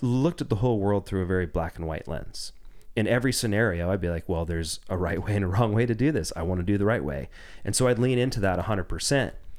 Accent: Jacksonville, Oregon, United States; also born or lived in Ashland, Oregon; I grew up in Southern Oregon. I was born in nineteen eighty in Ashland and, um, spent most of my life actually just outside of Jacksonville

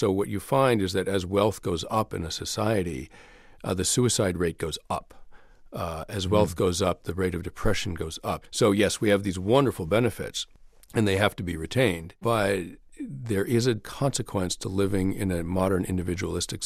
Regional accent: New York, United States; I'm from New York

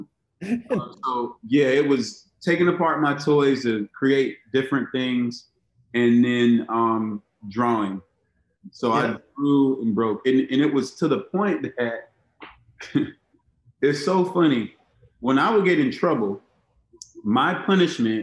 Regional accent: Miami and Monticello, Florida, United States; I grew up between Miami and a small town outside of Tallahassee called Monticello, Florida.

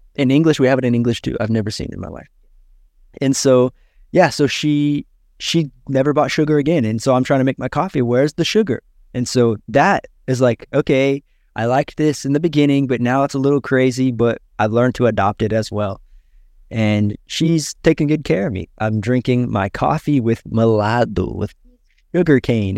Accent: United States; now in Brazil; I am American

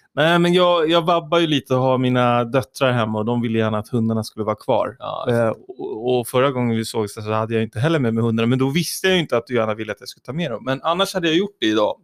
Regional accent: Tyresö, Stockholm County, Sweden; i Tyresö, där jag växte upp i Trollbäcken

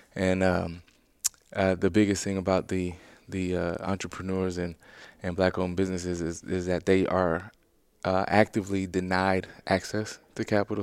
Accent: Louisiana, United States; moved away as an adult; I grew up within Louisiana my whole life until I got drafted by the Bears

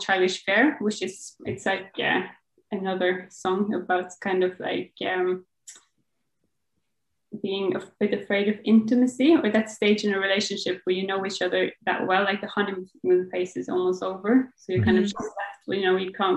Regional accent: Bergen, Vestland, Norway; now in Oslo, Norway; I live in Oslo, which is the capital of Norway, but I'm from Bergen, and that is like the second biggest city of Norway

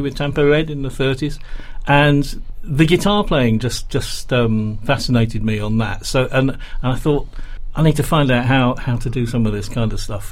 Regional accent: Shrewsbury, West Midlands, United Kingdom; moved away; I grew, I grew up in Shrewsbury

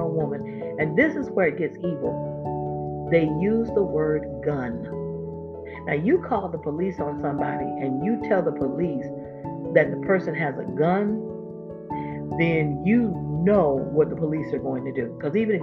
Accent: Florida, United States; my home state, Florida

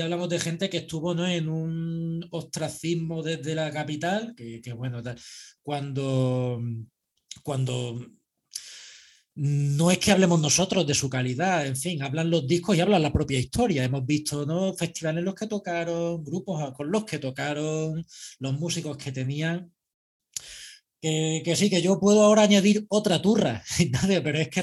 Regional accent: Andalusia, Spain; soy andaluz

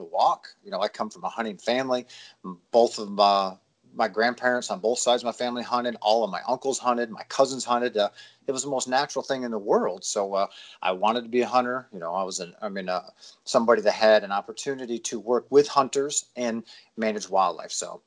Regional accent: Pennsylvania, United States; moved away as an adult; also born or lived in New Hampshire / Florida; Pennsylvania, which is where I'm from.

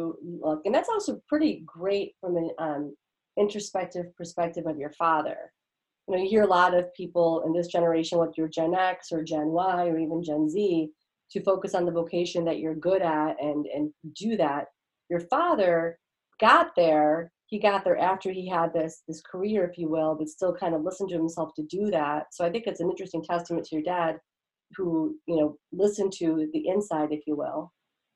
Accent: Detroit, Michigan, United States; moved away; I grew up in the Detroit area too

